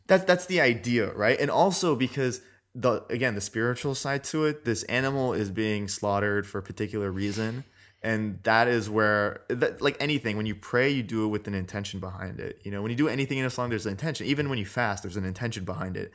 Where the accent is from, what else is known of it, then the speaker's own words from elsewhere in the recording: California, United States; I've been raised in California